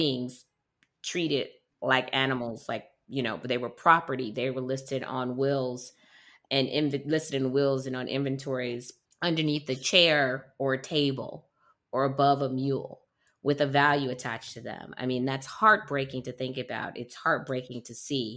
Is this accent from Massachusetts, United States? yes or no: no; Detroit, Michigan, United States; I'm from Detroit